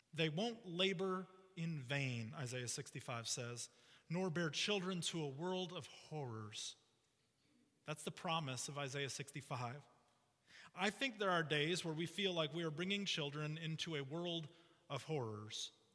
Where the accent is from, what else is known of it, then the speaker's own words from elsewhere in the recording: Chicago, Illinois, United States; I grew up in the Chicago area